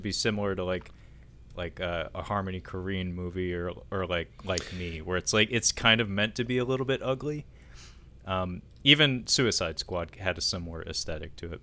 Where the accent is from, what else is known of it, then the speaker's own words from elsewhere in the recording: United States; we're American